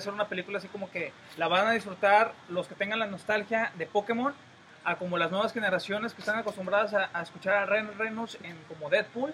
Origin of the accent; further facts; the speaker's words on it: Tampico, Madero and Altamira, Tamaulipas, Mexico; somos los habitantes de Tampico, Madero y Altamira